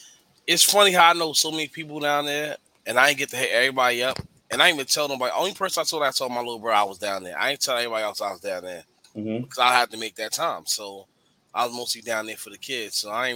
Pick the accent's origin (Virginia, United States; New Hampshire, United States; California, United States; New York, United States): New York, United States; I'm from New York.